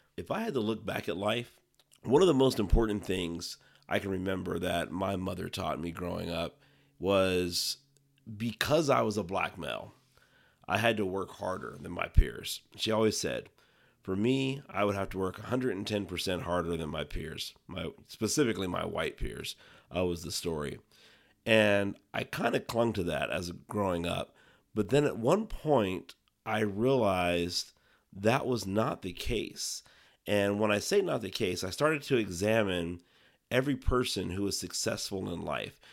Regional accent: Ohio, United States; now in Arizona, United States; Ohio, grew up there, raised and eventually moved out to the Southwest. So currently living in Arizona

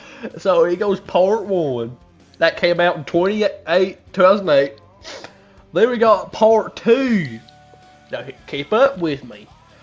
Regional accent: California, United States; accent: country; It might not sound like it, but I'm from California.

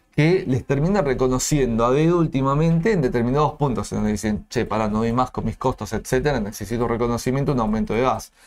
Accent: Argentina; como, argentino

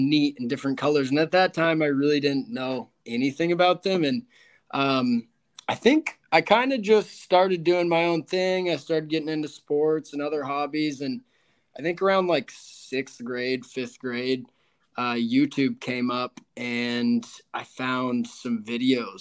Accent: Houston, Texas, United States; also born or lived in Fort Worth, Texas / Las Vegas, Nevada; I was born in the Houston area, and I went to college in Fort Worth over at TCU, and then I graduated and moved to Las Vegas for about 2.5 years.

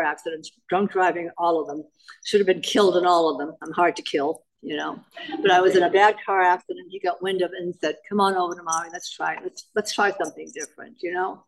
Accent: Boston, Massachusetts, United States; I'm from Boston

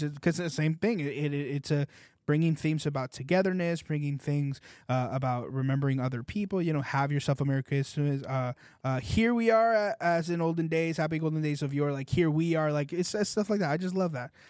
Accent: California, United States; now in South Florida, United States; I'm from California

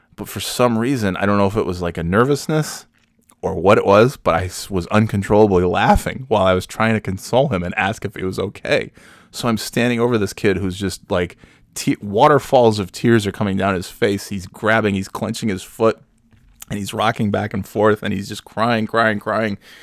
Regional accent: New York, United States; I'm from New York, so I speak the Kings

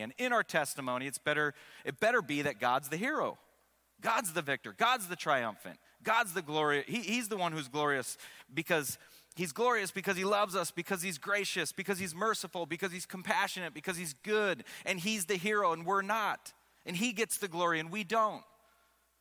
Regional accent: Seattle, Washington, United States; I grew up in Seattle

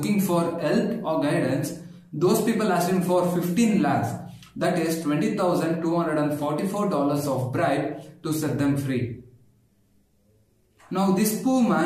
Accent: India

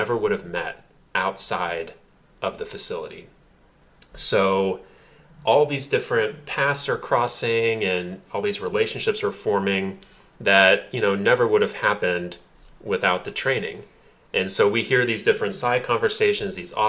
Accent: Indiana, United States; now in Los Angeles, United States; I'm from Indiana. I'm from the streets.

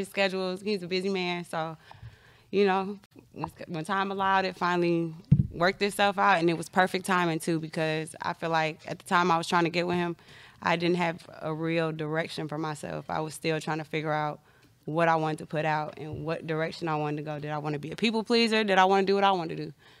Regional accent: Chicago, Illinois, United States; No, I'm from Chicago.

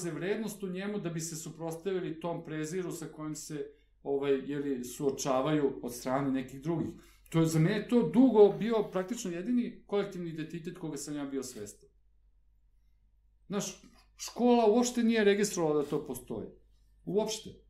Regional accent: Belgrade, Serbia; ja sam odrastao na Novom Beogradu, rodio sam se, dakle, i praktično od rođenja živeo na Novom Beogradu. Mi smo bili jako privrženi tom svom kraju.

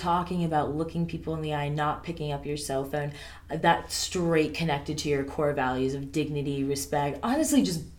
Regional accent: Jacksonville, Florida, United States; moved away as an adult; also born or lived in Boone, North Carolina; I'm from Jacksonville, Florida, which huge, very spread out city

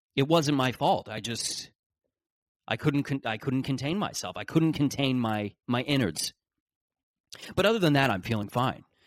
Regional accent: Canada

